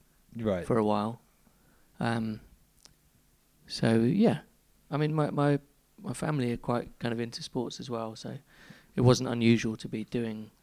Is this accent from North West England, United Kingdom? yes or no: no; London, United Kingdom; I grew up in Chiswick.